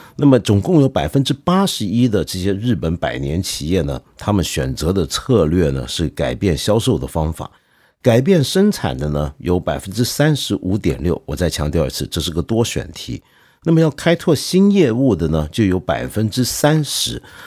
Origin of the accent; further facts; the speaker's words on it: China; 我们中国人人人都会打乒乓球